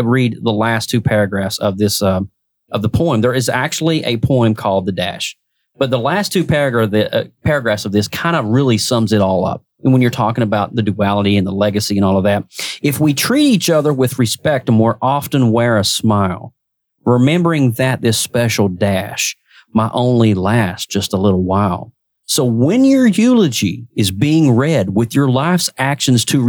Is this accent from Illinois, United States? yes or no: no; Kentucky, United States; growing up in Kentucky, my mom and dad and I were family gospel musicians